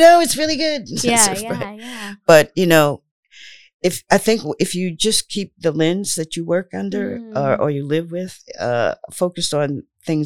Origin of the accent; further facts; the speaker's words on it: Indiana, United States; also born or lived in St. Louis, Missouri / Providence, Rhode Island; now in Rhode Island, United States; growing up in Indiana was kind of interesting